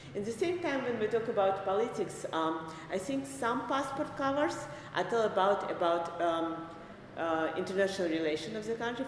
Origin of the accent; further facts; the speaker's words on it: Minsk, Belarus; moved away as an adult; now in New York City, United States; I was born in Minsk, Belarus, and um, I uh, went to art school there. And uh, right after art school, I immigrated with my family, with my mother, to United States